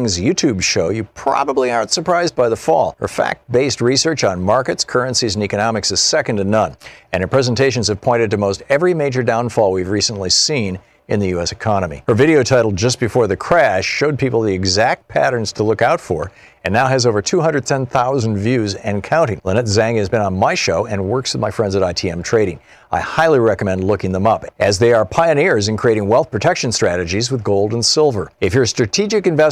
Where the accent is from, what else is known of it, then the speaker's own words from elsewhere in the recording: Michigan, United States; moved away; also born or lived in Germany; I grew up in Michigan, which is one of the cloudiest states in the United States